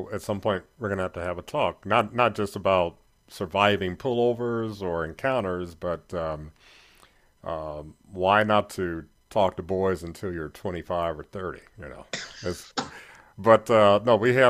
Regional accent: Gary, Indiana, United States; moved away; I'm from Gary, Indiana.

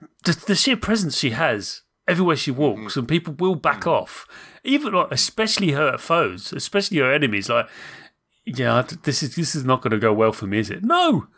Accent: Munster, Ireland; but I'm from Southern Ireland, very deep to the southern coast. And if you go to Southern Ireland, that part of Ireland, which is Cork, the accent is very similar to certain Scandinavian countries.

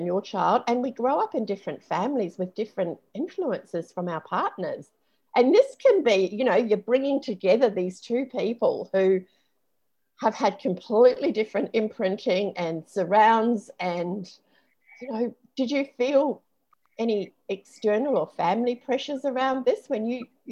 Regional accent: New Zealand; moved away; a friend that I grew up with in New Zealand

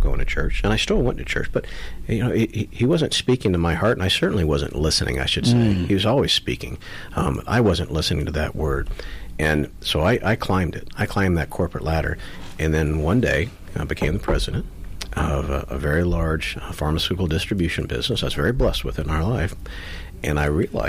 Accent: Florida, United States; also born or lived in Texas; I grew up here in Florida. So, growing up here, you had pulled pork everywhere

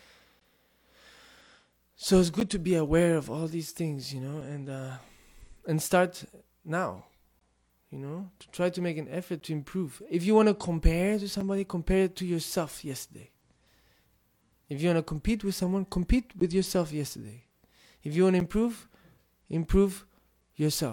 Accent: Tibet, China; first language Tibetan; English is a second language; moved away as an adult; I grew up in Tibetan culture, my first language is Tibetan, most of my life I spent in the monastery with Tibetans

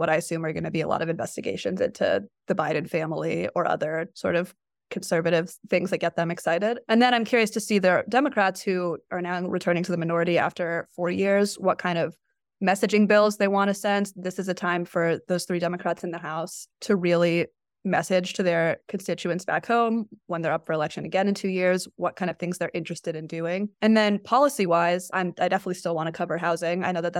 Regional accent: Arlington, Virginia, United States; now in Washington, United States; I'm technically from Arlington, Virginia, which is like right over the border. It's the part of Virginia that used to be part of DC, but I went to high school in the city.

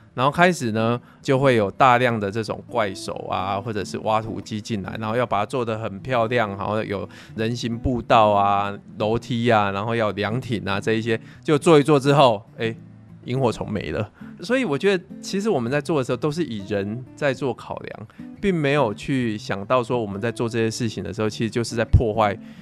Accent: Pingtung County, Taiwan; 都是在屏东长大的

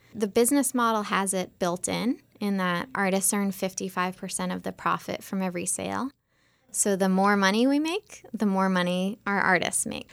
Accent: just outside of Boston, Massachusetts, United States; I grew up just outside of Boston

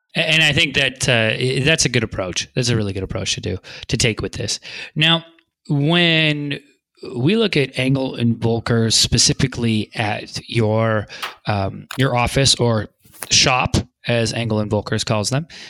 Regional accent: Vancouver, British Columbia, Canada; now in Santa Monica, United States; I'm from Vancouver, British Columbia originally

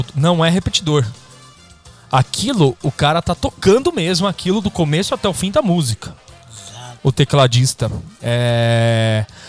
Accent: São Paulo, Brazil; a gente é do mesmo bairro, né, aqui da Zona Leste de São Paulo

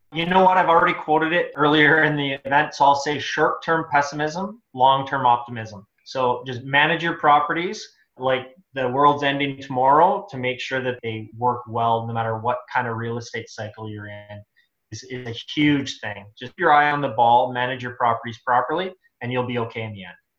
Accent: Edmonton, Alberta, Canada; moved away; I'm originally from Edmonton

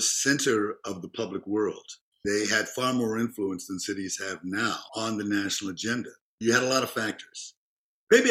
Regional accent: Memphis, Tennessee, United States; moved away; also born or lived in Chicago; I grew up in Memphis

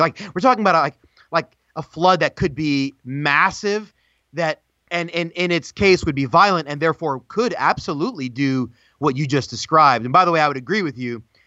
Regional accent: United States; as an American

